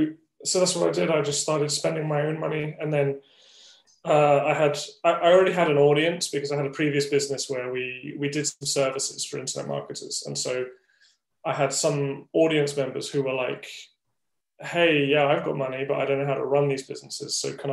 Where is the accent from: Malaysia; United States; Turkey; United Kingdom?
United Kingdom; moved away as an adult; now in Taiwan; I'm from the UK. Yeah, from the UK. Just outside of London.